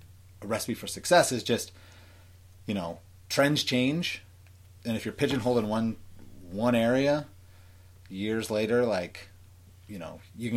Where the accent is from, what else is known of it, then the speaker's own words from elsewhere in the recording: Orange County, California, United States; I'm from Orange County.